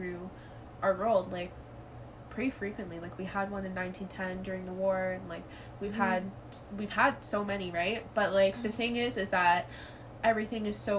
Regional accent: Canada; we're Canadian, like, obviously we have our own problems here in Canada

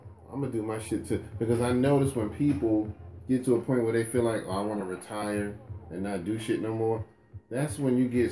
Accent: New York, United States; I'm from New York

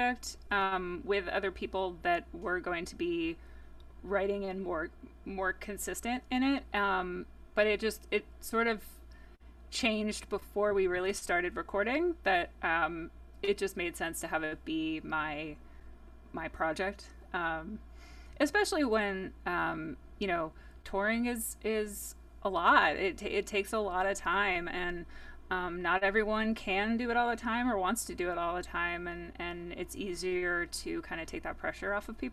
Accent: New Jersey, United States; growing up in New Jersey

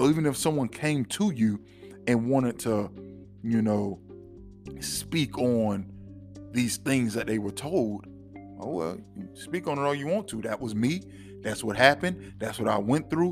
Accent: Florida, United States; I'm from Florida

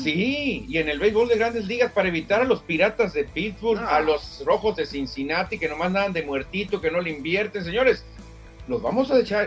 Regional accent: Sonora, Mexico; yo también soy sonorense

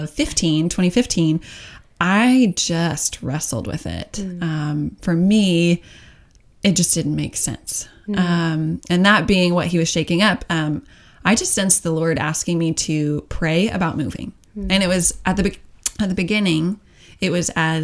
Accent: Oklahoma City, Oklahoma, United States; moved away as an adult; born and raised in Oklahoma, one of six kids

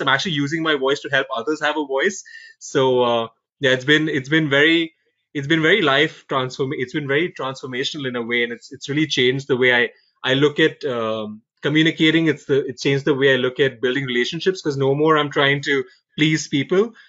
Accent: India; moved away; I'm originally from India.

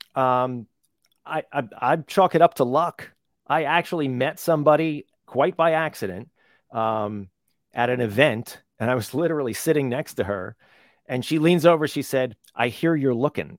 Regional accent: New Jersey, United States; little tiny town growing up in New Jersey

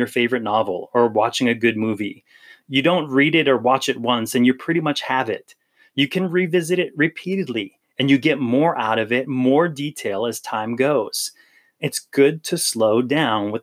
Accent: Hawaii, United States; I grew up in Hawaii, so this church was in Hawaii

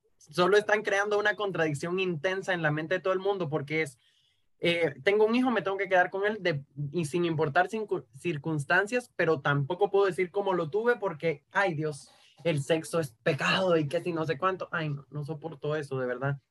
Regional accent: Cuba; moved away as an adult; now in Guatemala; Llevo seis años viviendo en Guatemala, pero yo nací y me crié en Cuba

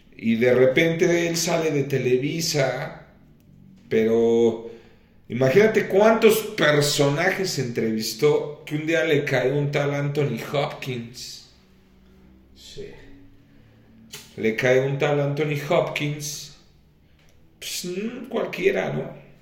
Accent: Mexico; somos los mexicanos

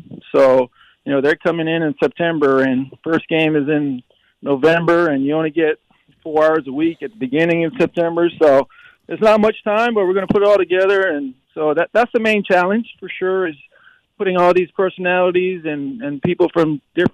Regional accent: Hawaii, United States; I'm born and raised Hawaii guy

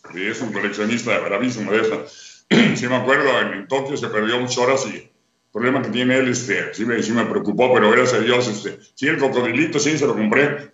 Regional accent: Mexico City, Mexico; also born or lived in Tampico, Tamaulipas / Monterrey; me crié en el DF, en la Corona del Valle

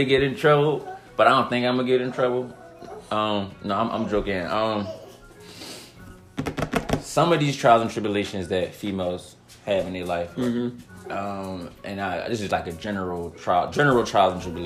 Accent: Philadelphia, Pennsylvania, United States; growing up in Philly

